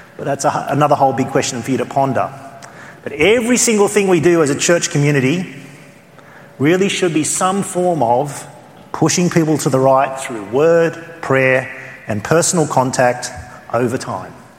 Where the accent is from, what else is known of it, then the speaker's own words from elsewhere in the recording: Australia; accent: Australian; my Australian accent